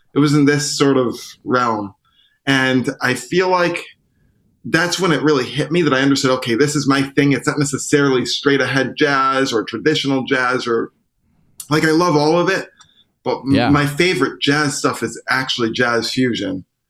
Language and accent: English; Syracuse, New York, United States; now in Brooklyn, United States; I grew up in Syracuse